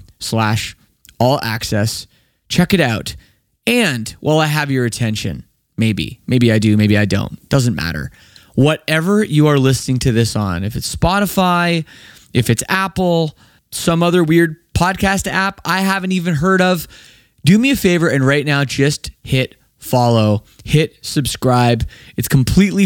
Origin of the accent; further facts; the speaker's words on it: Canada; I'm from Canada, just across the border.